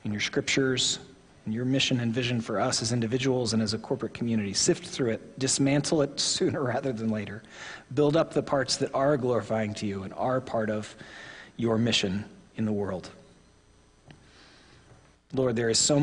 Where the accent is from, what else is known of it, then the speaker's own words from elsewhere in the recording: Oklahoma, United States; I am from Oklahoma